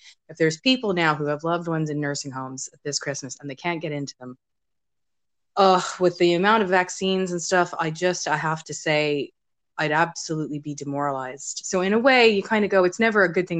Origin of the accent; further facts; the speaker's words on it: United States; moved away; when I was growing up in the States